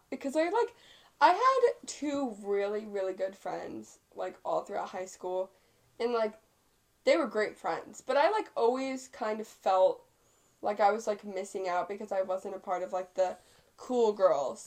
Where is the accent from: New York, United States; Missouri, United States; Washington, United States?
Missouri, United States; Viburnum; moved away; in my hometown, like my grandparents are f- friends with my friend's grandparents because they went to school together